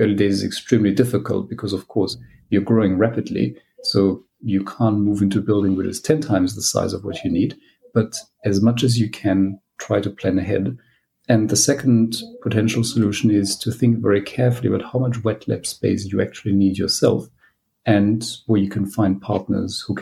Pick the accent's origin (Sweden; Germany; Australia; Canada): Germany; moved away as an adult; now in United Kingdom; I am from Germany originally. I qualified as a clinician, but then I came to the UK for my PhD.